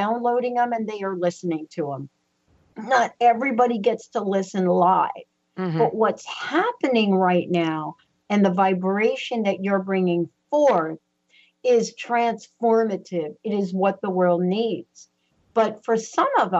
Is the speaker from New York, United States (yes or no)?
yes; New York City, New York, United States; now in Pacific Northwest, United States; I'm a girl from the Bronx, New York. I never thought in a million years that I would be sitting here in the Pacific Northwest